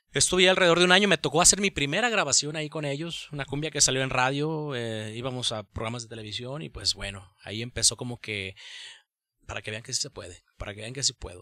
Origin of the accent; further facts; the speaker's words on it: Tonalá, Jalisco, Mexico; soy oriundo de aquí, soy de Tonalá